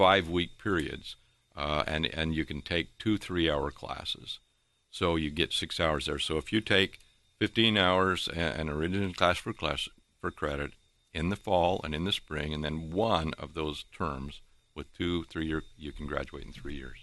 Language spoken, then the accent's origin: English; St. George, Utah, United States; moved away as an adult; now in Virginia, United States; My wife and I, we grew up in St. George, Utah